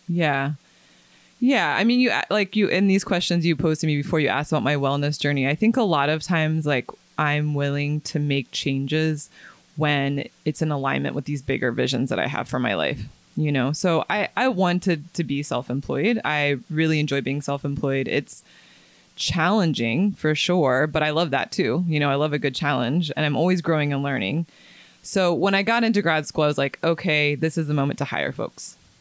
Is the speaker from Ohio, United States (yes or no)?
yes; Middletown, Ohio, United States; moved away as an adult; also born or lived in California; I'm from Middletown. I grew up in Middletown, and then I moved to California right after I finished my undergrad at U C, um, University of Cincinnati